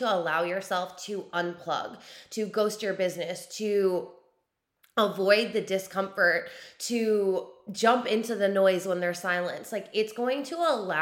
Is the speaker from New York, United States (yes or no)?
yes; New York, United States; moved away; I'm a New Yorker born and raised. I don't live there right now, but born and raised New Yorker